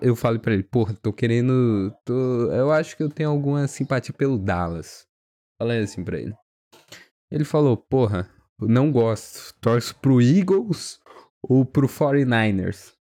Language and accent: Portuguese; Brazil; eu fui criado no Brasil